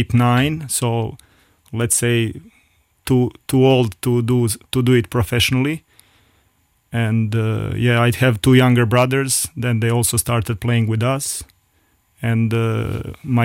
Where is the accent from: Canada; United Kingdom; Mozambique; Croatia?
Croatia; between Dubrovnik and Split, Split-Dalmatia County; now in Luxembourg; it's in between Dubrovnik and Split. And Game of Thrones were filmed in both cities. So my hometown is really between these two cities.